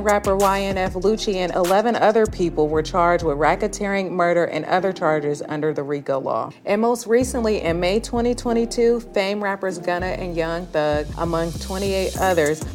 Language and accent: English; the Bay Area, California, United States; I'm from the Bay